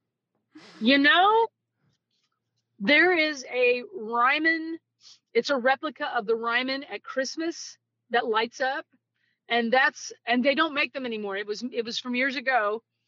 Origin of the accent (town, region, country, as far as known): Greentop, Missouri, United States; born or raised there; also born or lived in Kirksville, Missouri / Lake of the Ozarks, Missouri